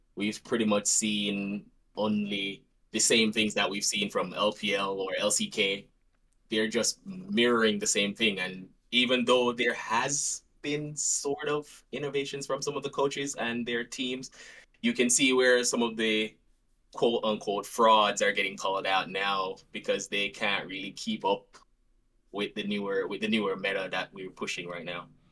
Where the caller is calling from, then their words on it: Jamaica; I'm actually calling from Jamaica